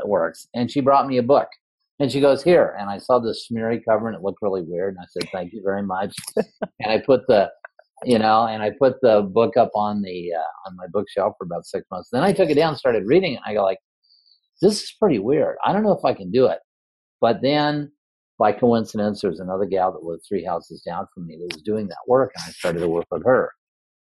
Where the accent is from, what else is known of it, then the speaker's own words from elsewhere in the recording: Redondo Beach, California, United States; now in Iowa, United States; I actually grew up in California, but because of the meditation community in Iowa, I moved here. I moved from Redondo Beach to Iowa